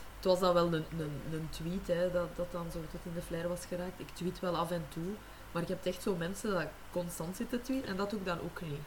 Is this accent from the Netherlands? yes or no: no; Dendermonde, Flanders, Belgium; omdat ik van Dendermonde ben